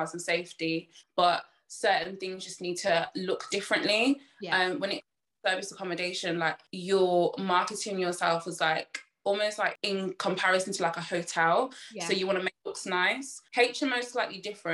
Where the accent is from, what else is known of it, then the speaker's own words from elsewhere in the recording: Birmingham, West Midlands, United Kingdom; I'm from Birmingham